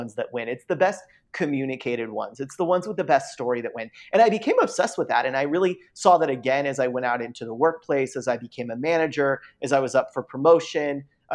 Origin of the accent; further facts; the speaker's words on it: San Diego, California, United States; I was born in San Diego.